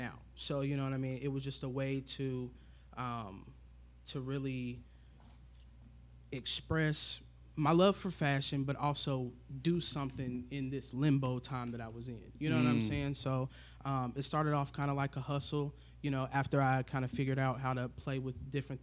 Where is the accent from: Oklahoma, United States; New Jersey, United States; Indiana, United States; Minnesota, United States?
Indiana, United States; Indianapolis; I am born and raised here in Indy.